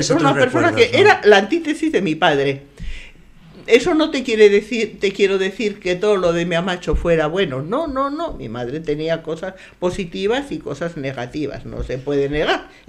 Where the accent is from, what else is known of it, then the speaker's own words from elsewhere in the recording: San Sebastián, Basque Country, Spain; born there; Aquí mismo, muy cerquita de aquí, porque nací en mi casa en Duque de Mandas